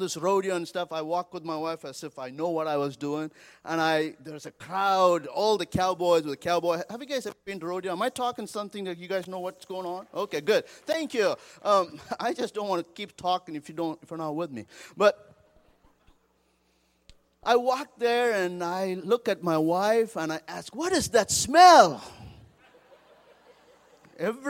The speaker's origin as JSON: {"language": "English", "country": "India", "tie": "born or raised there", "also_born_or_lived": "Seattle, United States", "moved": "as an adult", "lives_now": "Colorado Springs, United States", "said": "I grew up in India and came to the United States a few years ago"}